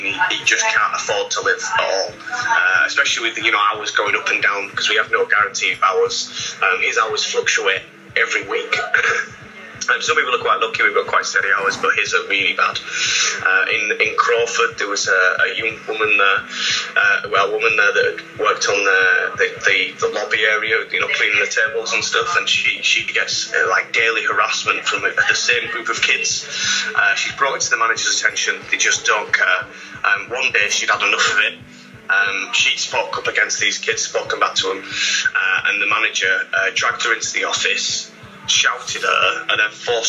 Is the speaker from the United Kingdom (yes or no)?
yes; Scarborough, Yorkshire and the Humber, United Kingdom; now in Cambridge, United Kingdom